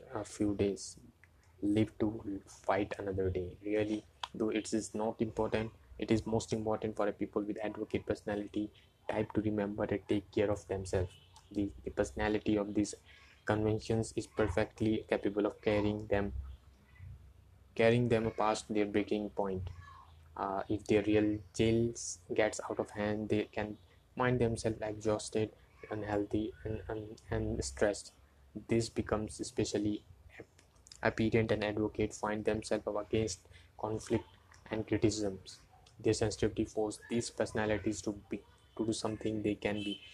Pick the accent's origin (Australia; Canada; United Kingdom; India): India; English is a second language; I'm from India